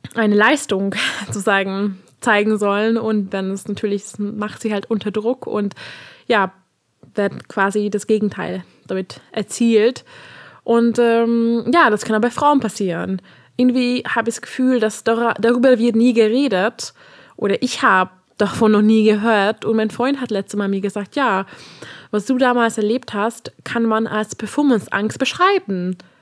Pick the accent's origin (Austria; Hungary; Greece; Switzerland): Hungary; German is a second language; moved away; Also ich komme ja aus Ungarn und meine erste Fremdsprache war Deutsch, äh, weil ich Englisch schon zu Hause gelernt habe